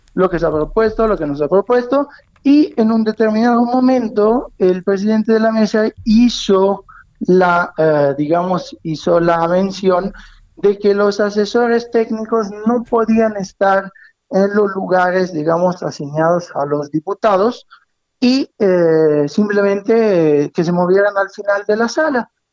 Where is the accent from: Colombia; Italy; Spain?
Italy; now in Mexico